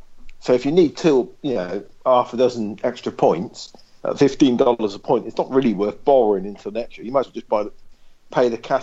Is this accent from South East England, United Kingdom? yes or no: yes; Oxford, South East England, United Kingdom; now in Isle of Wight, United Kingdom; I'm from Oxford, man. No, I'm not from here.